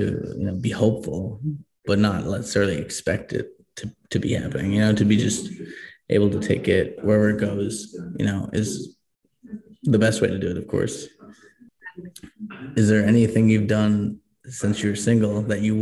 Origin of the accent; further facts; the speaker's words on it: Boston, Massachusetts, United States; moved away as an adult; now in Colorado, United States; I grew up in Boston and I moved to Colorado